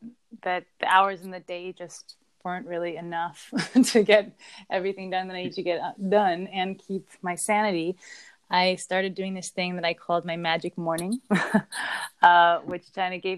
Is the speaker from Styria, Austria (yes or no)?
no; Vienna, Austria; Vienna, where my hometown is